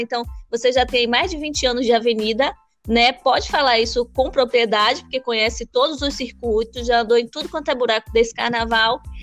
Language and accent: Portuguese; Bahia, Brazil; Eu, mesmo sendo baiana, sou teropolitana